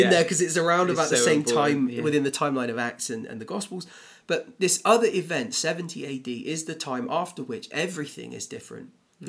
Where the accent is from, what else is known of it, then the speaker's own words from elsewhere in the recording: England, United Kingdom; as English Christians